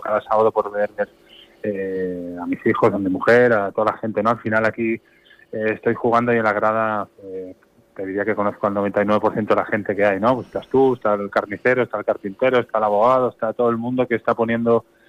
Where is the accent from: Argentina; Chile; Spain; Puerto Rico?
Spain; Barcelona, Catalonia; moved away as an adult; now in Sant Antoni de Portmany, Spain